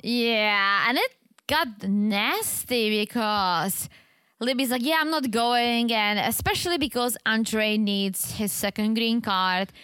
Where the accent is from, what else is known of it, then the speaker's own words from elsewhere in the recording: Czechia; English is a second language; moved away; I'm from the Czech Republic